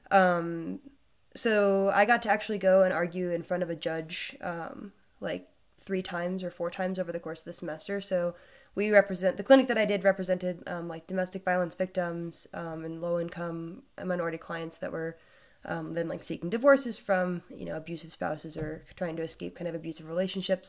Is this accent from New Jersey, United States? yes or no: no; Wray, Colorado, United States; moved away as an adult; my hometown